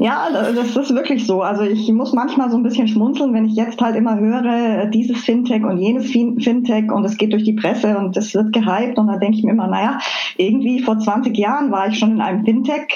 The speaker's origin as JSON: {"language": "German", "town": "Füssen", "region": "Bavaria", "country": "Germany", "tie": "born or raised there", "also_born_or_lived": "Chicago / Mainz", "moved": "as an adult", "lives_now": "Wiesbaden, Germany", "said": "Ich bin äh, äh ganz an der Grenze zu Österreich aufgewachsen. Also ich bin in Füssen im Allgäu geboren."}